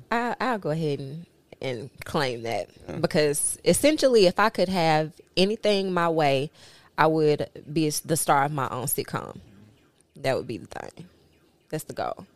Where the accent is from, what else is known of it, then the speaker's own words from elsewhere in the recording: Memphis, Tennessee, United States; moved away as an adult; also born or lived in New Orleans, Louisiana; I went to school through high school in Memphis